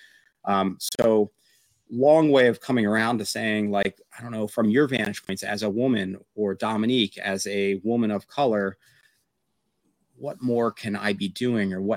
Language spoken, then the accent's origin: English; Pennsylvania, United States; I grew up in Amish country area of Pennsylvania, very, very homogenous